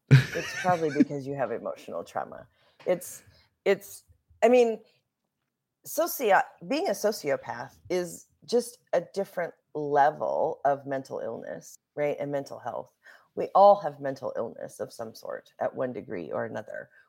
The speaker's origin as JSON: {"language": "English", "region": "Minnesota", "country": "United States", "moved": "yes", "lives_now": "Colorado, United States", "said": "I usually only tell people that I'm from Colorado because I've lived in Colorado since for such a long time."}